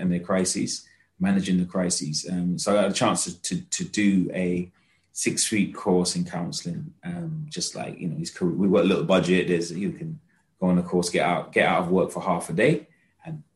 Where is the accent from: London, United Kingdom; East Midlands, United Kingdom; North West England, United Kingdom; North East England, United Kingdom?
London, United Kingdom; I'm a Londoner through and through